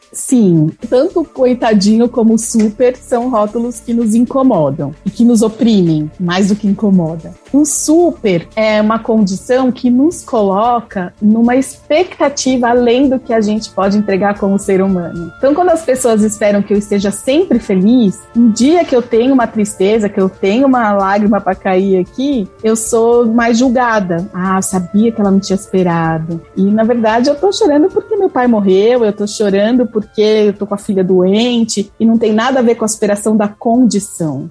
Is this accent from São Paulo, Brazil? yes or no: yes; São Paulo, Brazil; Eu sou paulistana, moro aqui na capital